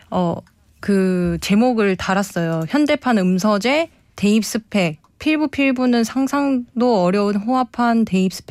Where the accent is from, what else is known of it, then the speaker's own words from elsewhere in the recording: South Korea; 그래서 저는 뭐뭐 뭐 옛날 제가 이제 그러니까 서울 사람도 아니고